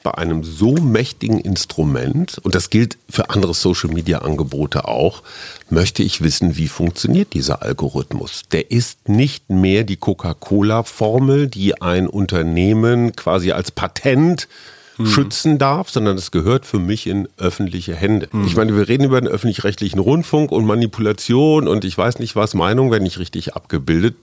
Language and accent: German; Germany; als Deutscher